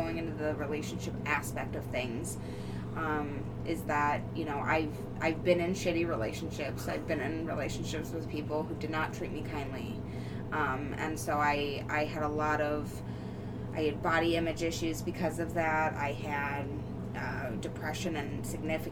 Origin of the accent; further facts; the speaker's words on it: Newbury, Ohio, United States; also born or lived in Bedford, Ohio / Fairmount; Born and raised in essentially Bedford, Ohio is where I was born, but born and raised in Newberry, Ohio.